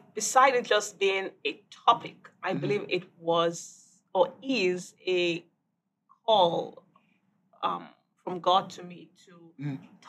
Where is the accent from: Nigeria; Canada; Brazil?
Nigeria; also born or lived in Indiana, United States; I was born in Indiana, but I grew up in Nigeria.